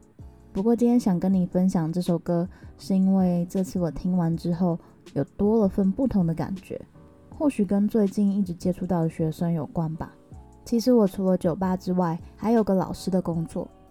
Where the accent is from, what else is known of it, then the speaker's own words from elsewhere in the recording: Taipei, Taiwan; 身为一个台北人，虽然好像拥有很多资源的感觉，可是我那时候其实非常羡慕乡下的学生。